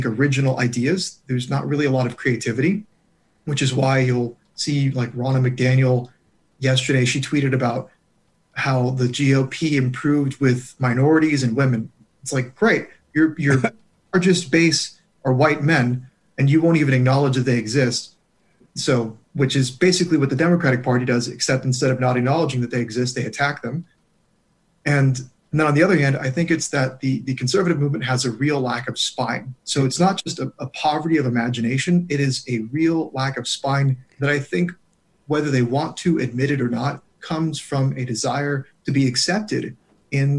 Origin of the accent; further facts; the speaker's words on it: California, United States; moved away; I was born and raised in California